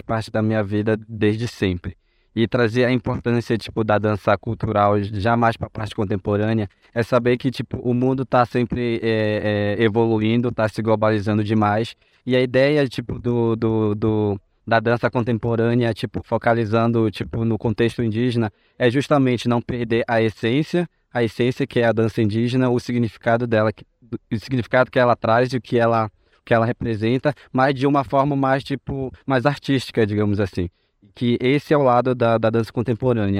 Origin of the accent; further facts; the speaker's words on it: São Gabriel da Cachoeira, Amazonas, Brazil; now in Campinas, Brazil; fui criado em São Gabriel da Cachoeira